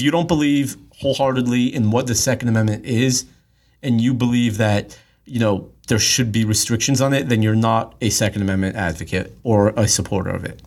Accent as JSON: {"language": "English", "town": "Los Angeles", "region": "California", "country": "United States", "tie": "born or raised there", "said": "I grew up in Los Angeles"}